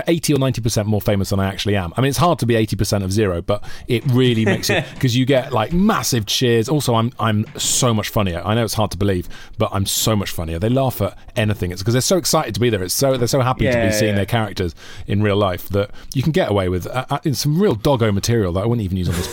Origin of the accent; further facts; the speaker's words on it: Wales, United Kingdom; accent: Welsh; I'm actually Welsh, but I was exploring different accents until I found quite a nice Welsh accent, which is basically mine.